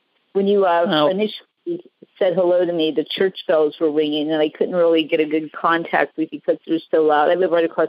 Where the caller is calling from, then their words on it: San Diego, California, United States; San Diego.